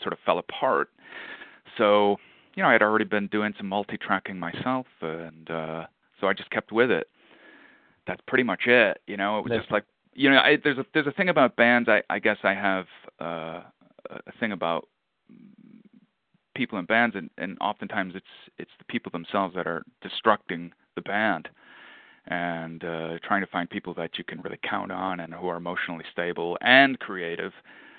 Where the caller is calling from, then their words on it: just outside of Queens, New York, United States; Calling in from just outside of Queens, New York.